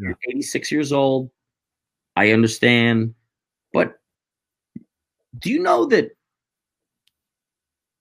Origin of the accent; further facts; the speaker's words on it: United States; I'm an American citizen